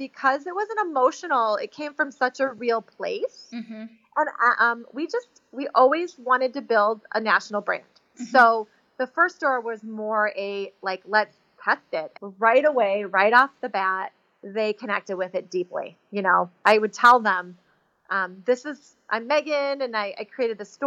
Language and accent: English; Chicago, Illinois, United States; I was raised in Chicago.